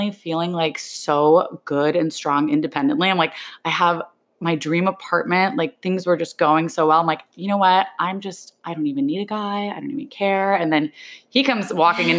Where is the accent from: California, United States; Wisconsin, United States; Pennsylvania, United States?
California, United States; San Diego; moved away as an adult; also born or lived in Los Angeles, United States; now in New York, United States; I'm born in San Diego. I lived there my whole life.